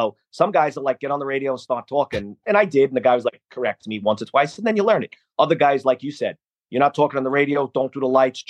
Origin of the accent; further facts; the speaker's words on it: New York City, New York, United States; I still call it the Twin Towers as a New Yorker.